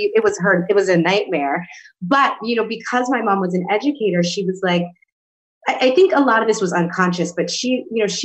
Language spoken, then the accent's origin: English; New York City, New York, United States; I come from New York City, from the Bronx, is where I grew up